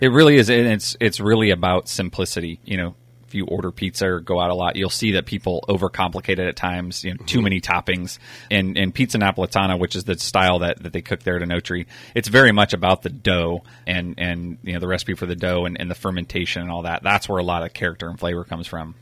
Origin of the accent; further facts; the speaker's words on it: Napa, California, United States; We grew up out in Browns Valley.